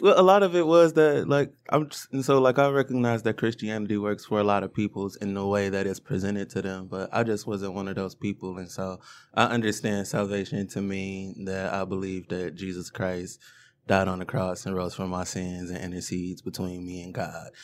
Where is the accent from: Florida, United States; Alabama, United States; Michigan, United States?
Michigan, United States; Detroit; I grew up in Woodbridge.